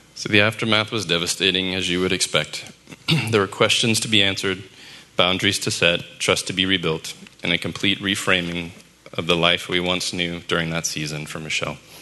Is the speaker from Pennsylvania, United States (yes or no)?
no; New Orleans, Louisiana, United States; I was born in New Orleans to parents who were babies themselves